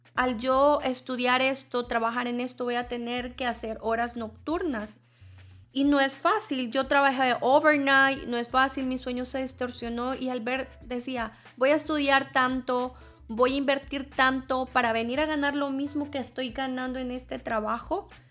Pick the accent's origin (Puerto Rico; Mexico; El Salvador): El Salvador; now in United States; yo vengo de El Salvador